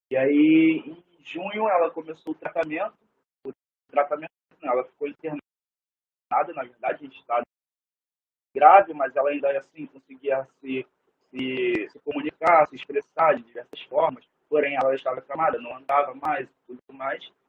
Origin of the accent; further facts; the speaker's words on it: Niterói, Rio de Janeiro, Brazil; also born or lived in Cabo Frio; eu nasci em Niterói, nasci em Niterói, fui criado uma parte da minha vida em Niterói, depois morei em Bangu, morei em Campo Grande, morei em Itaboraí novamente em Niterói.